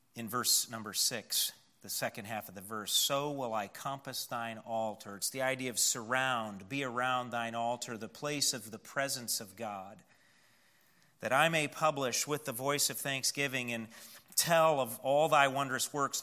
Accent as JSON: {"language": "English", "town": "Wayland", "country": "United States", "tie": "born or raised there", "moved": "yes", "said": "when we were kids growing up in Wayland"}